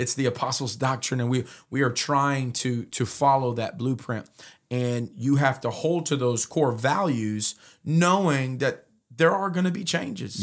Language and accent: English; Modesto, California, United States; I was raised in Modesto for the most part from nine years old